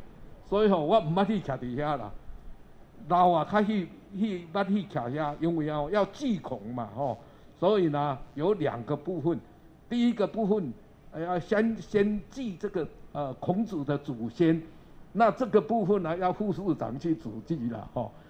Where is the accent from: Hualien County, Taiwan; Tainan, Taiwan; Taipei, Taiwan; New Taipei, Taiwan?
Tainan, Taiwan; 我从小就在这里呢，每天走路呢到这边来上课。